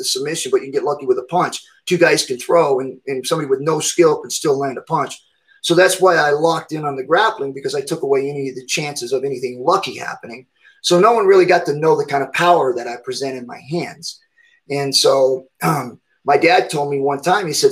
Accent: Redding, California, United States; moved away as an adult; now in Reno, United States; moving to Reno, Nevada, back closer to home where I was at from Redding

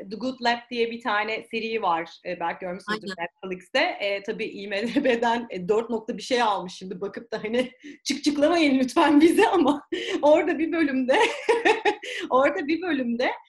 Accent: Behram, Çanakkale, Turkey; Biz Behramlıyız ya.

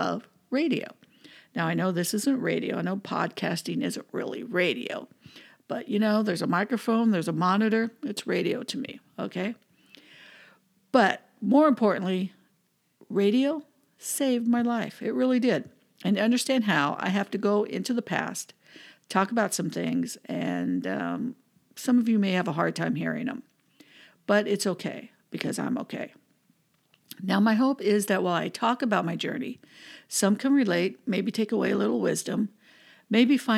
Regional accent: Southern California, United States; also born or lived in Cincinnati; I was born and raised here in Southern California, but in 95, I moved to Cincinnati

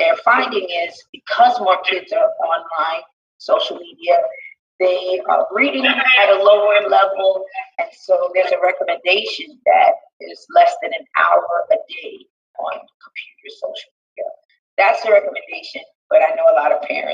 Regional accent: New York City, New York, United States; I was born and raised in Brooklyn

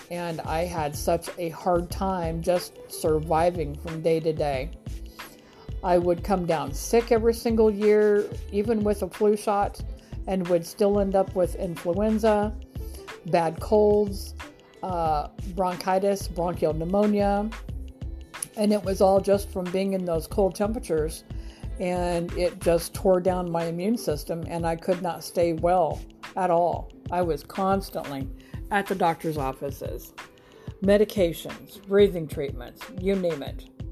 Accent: Grand Island, Nebraska, United States; moved away as an adult; now in Huntsville, United States; I am originally from Grand Island, Nebraska, born and raised, grew up there my whole life

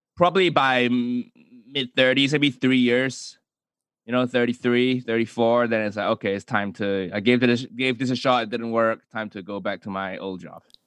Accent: Kuala Lumpur, Malaysia; moved away as an adult; also born or lived in United States / United Kingdom; Zhong, Zhonghua, you know, independent Chinese school in Malaysia, in K L

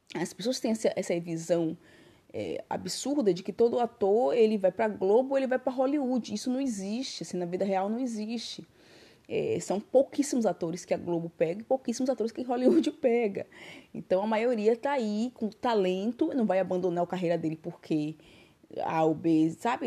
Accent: Brazil; now in Barcelona, Spain; sou brasileira

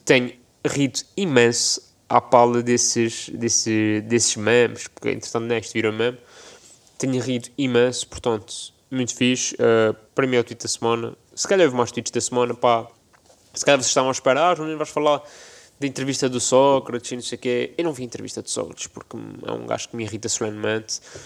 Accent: Azores, Portugal; que sou açoriano

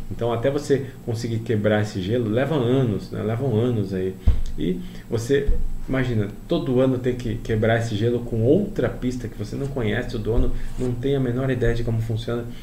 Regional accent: Paraná, Brazil; Eu sou do Paraná, existe aqui um torneio nacional no Paraná, legal.

